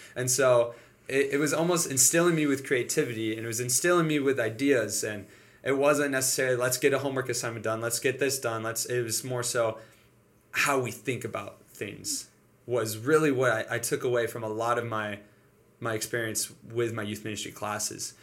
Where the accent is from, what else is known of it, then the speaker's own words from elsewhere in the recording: Detroit, Michigan, United States; moved away as an adult; now in Springfield, United States; So I'm from Michigan, Detroit, Michigan